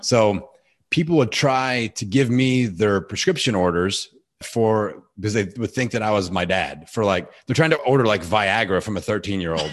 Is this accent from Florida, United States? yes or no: no; Bloomington, Indiana, United States; my hometown of Bloomington, Indiana.